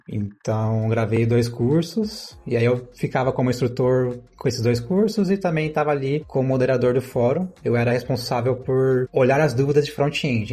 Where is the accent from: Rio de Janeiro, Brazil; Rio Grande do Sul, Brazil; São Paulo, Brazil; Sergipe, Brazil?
São Paulo, Brazil; Mogi Guaçu; sou de Mogi Guaçu, interior de São Paulo